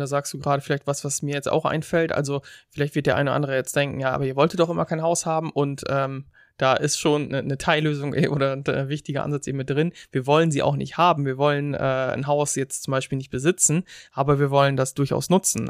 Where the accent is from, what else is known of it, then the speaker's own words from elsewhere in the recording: Germany; moved away; als Deutsche